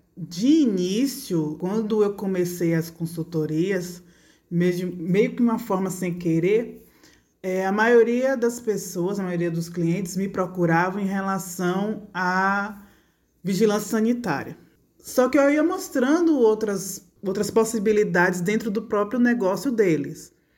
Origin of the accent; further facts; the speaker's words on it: Feira de Santana, Bahia, Brazil; moved away as an adult; now in Santo Antônio de Jesus, Brazil; eu sou de Feira de Santana, estudei Feira de Santana, me formei Feira de Santana